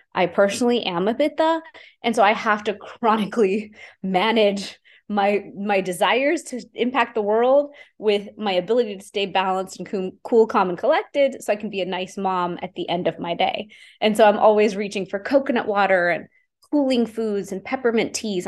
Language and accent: English; Houston, Texas, United States; I grew up in Houston, Texas, growing up in a normal immigrant family